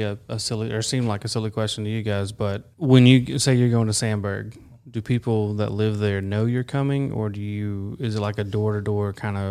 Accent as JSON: {"language": "English", "region": "Tennessee", "country": "United States", "said": "Yeah, I'm being from Dyer County, you know, it was nothing for us to go up to Lake County all the time to go eat or go fishing."}